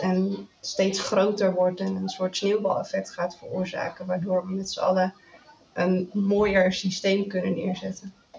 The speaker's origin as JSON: {"language": "Dutch", "region": "Zeeland", "country": "Netherlands", "said": "ik kom uit Zeeland"}